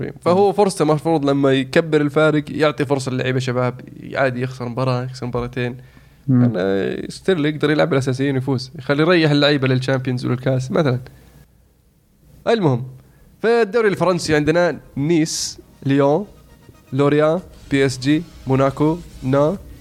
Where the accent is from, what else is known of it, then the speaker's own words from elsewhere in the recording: Saudi Arabia; انا سعودي